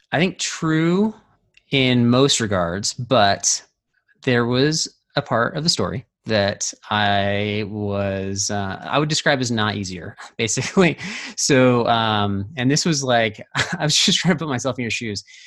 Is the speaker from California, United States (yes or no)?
yes; Orange County, California, United States; moved away; also born or lived in Colorado; I grew up in the Orange County